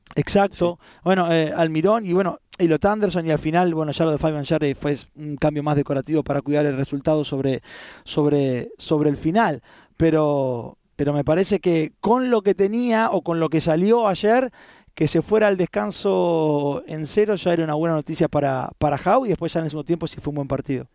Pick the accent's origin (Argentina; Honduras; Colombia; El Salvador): Argentina; como argentino